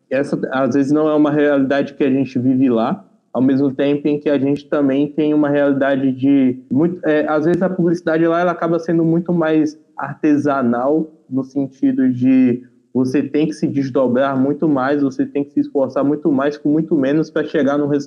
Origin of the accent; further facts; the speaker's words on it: Paraíba, Brazil; eu sou da, do interior da Paraíba